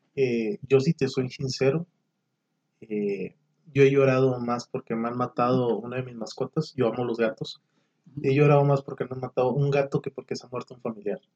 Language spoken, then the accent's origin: Spanish; Monclova, Coahuila, Mexico; moved away as an adult; now in Saltillo, Mexico; yo soy de Monclova, tengo aquí ya siete años aquí en Saltillo